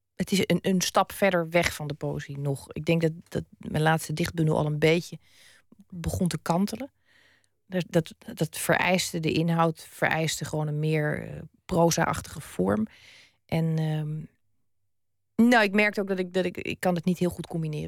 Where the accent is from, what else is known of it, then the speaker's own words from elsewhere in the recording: Zeeland, Netherlands; also born or lived in Utrecht; mijn vader overleed toen we nog in Utrecht woonden. We woonden toen. Eh, we, zijn na zijn dood pas in Zeeland gaan wonen